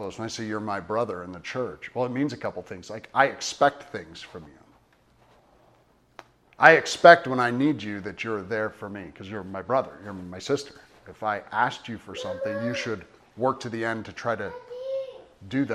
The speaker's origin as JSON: {"language": "English", "country": "United States", "said": "we're Americans"}